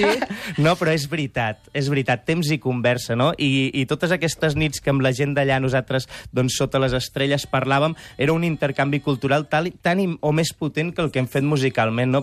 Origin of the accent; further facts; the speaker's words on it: Sant Joan de les Abadesses, Catalonia, Spain; Sant Joan de les Abadès, al meu poble